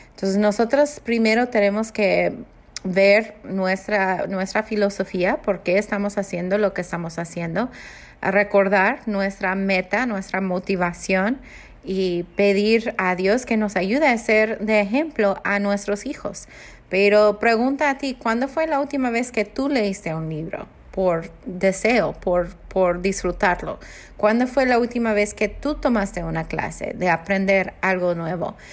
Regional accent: United States; first language English; Spanish is a second language; moved away as an adult; now in Mexico; nosotros están siendo americanos mi esposo y yo venimos a México hace 12 años ya nosotros viviendo en México hablamos inglés en casa

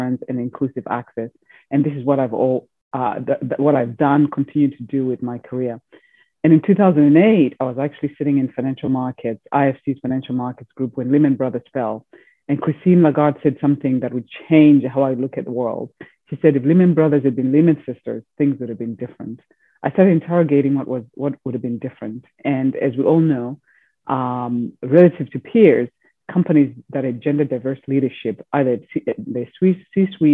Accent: Zimbabwe; moved away; also born or lived in Europe / United States; I was born in Zimbabwe, educated in Europe, and then finally in the United States.

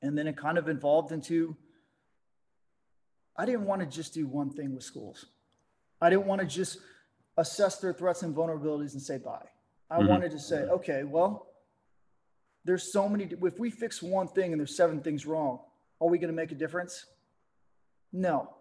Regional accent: Dallas, Texas, United States; moved away as an adult; I'm from Dallas, Texas

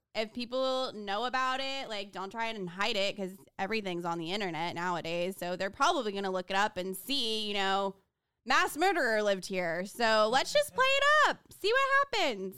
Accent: Houston, Texas, United States; from Houston, Texas

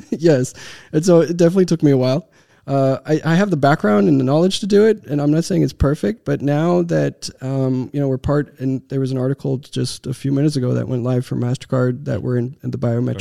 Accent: Texas, United States; born or raised there; moved away as an adult; also born or lived in Romania / Seattle

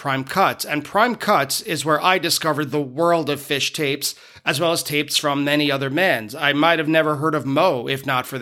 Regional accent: Merrick, New York, United States; I grew up on the South Shore of Long Island in a town called Merrick

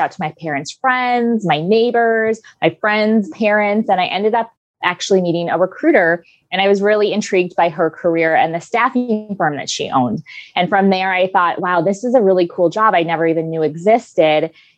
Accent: Minnesota, United States; now in San Diego, United States; I grew up in Minnesota. And I lost my accent years ago, but I'm from Minnesota. I moved to San Diego 14 years ago, and I love it here.

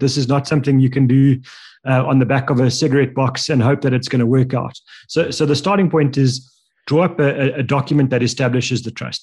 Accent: South Africa; as a South African individual

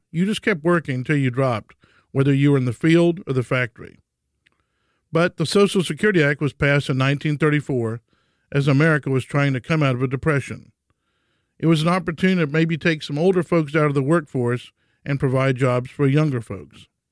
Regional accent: Houston, Texas, United States; For me, life started in a Catholic hospital in Houston named after Jesus' earthly father, St. Joseph.

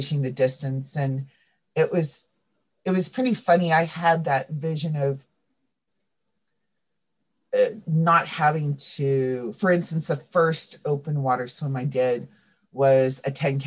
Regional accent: Santa Cruz County, California, United States; I grew up in Santa Cruz County

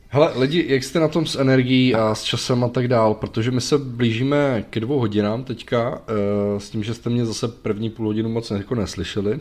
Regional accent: Czechia; u nás v Čechách

